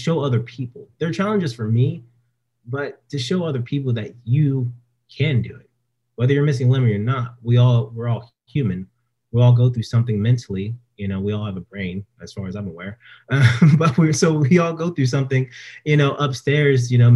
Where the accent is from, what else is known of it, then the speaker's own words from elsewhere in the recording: Stockton, California, United States; moved away as an adult; back home in Stockton, where I was, you know, my hometown